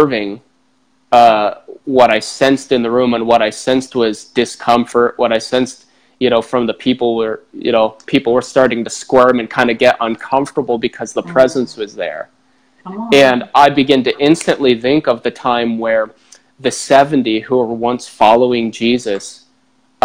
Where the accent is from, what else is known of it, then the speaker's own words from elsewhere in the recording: Bedford, Indiana, United States; my hometown of Bedford, Indiana